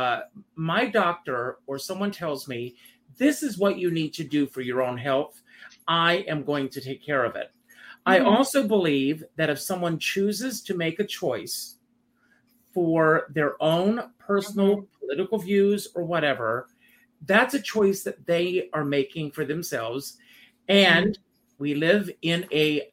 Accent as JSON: {"language": "English", "region": "South Carolina", "country": "United States", "tie": "born or raised there", "moved": "yes", "said": "I grew up in South Carolina"}